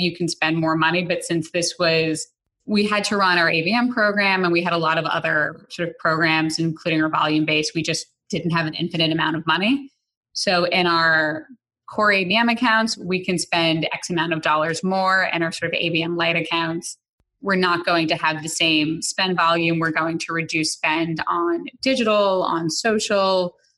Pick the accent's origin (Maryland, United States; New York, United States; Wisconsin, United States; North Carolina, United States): New York, United States; New York City; I grew up in the Bronx